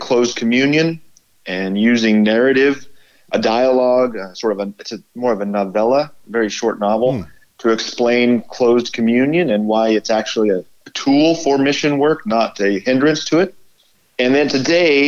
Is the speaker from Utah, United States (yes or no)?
no; Rock Springs, Wyoming, United States; now in Ferndale, United States; I hail from Rock Springs, Wyoming.